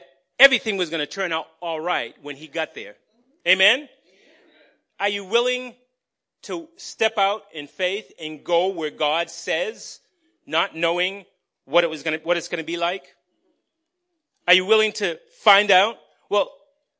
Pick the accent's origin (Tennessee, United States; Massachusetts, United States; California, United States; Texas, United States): Massachusetts, United States; Somerville; born or raised there